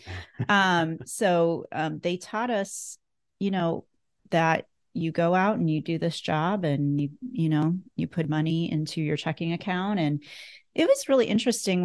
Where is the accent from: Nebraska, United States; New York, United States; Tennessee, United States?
Nebraska, United States; Northeast; I grew up in Northeast Nebraska, so about an hour and a half from Omaha. And I was born and raised on a cattle, a beef cattle and, um, hog producing, farm